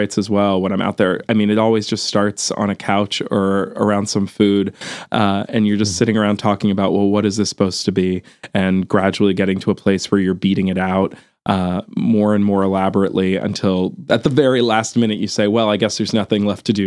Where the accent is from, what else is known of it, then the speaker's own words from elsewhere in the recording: outside of Philadelphia, Pennsylvania, United States; Kate and I grew up outside of Philadelphia